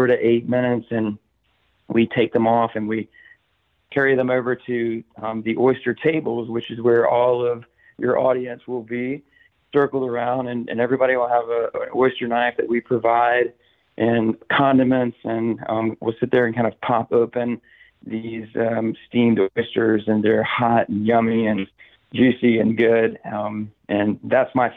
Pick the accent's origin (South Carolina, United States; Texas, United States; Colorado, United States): South Carolina, United States; moved away as an adult; now in Tampa, United States; I'm originally from South Carolina and had some experience growing up and in college.